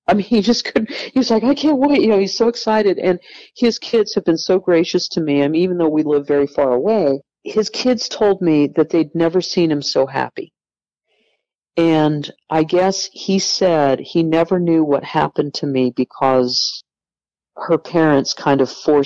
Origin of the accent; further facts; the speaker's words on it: California, United States; I was born in California and given up for adoption